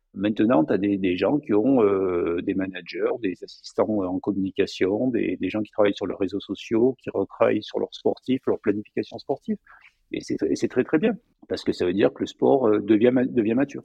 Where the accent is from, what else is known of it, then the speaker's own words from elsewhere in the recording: Provence-Alpes-Côte d'Azur, France; also born or lived in Annecy; je viens des Hautes-Alpes